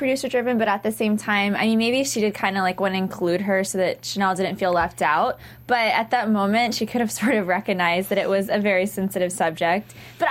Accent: the South, United States; now in New York City, United States; I grew up in the South

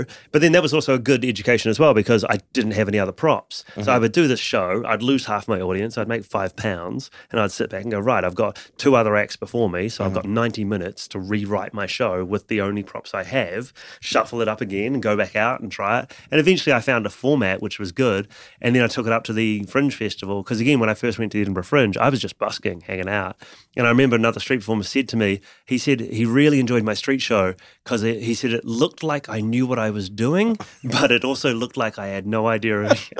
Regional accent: New Zealand; moved away as an adult; now in London, United Kingdom; And also because when I moved from New Zealand to London, I had to change my show dramatically.

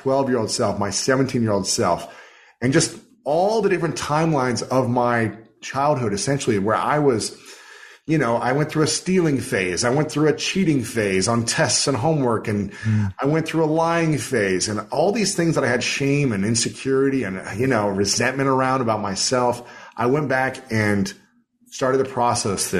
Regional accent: Ohio, United States; growing up in Ohio

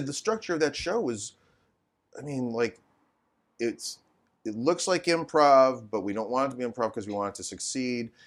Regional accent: Midwest, United States; now in Sherman Oaks, United States; growing up in the Midwest

